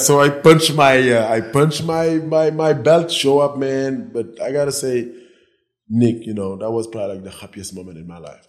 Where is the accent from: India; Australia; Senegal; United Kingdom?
Senegal; moved away as an adult; also born or lived in Nebraska, United States / New Jersey, United States; now in Cabo San Lucas, Mexico; I grew up in West Africa, Senegal. I moved to the US when I was 18.